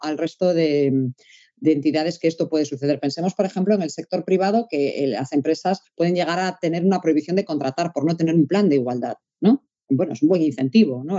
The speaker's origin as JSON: {"language": "Spanish", "region": "Galicia", "country": "Spain", "said": "como buena gallega que soy"}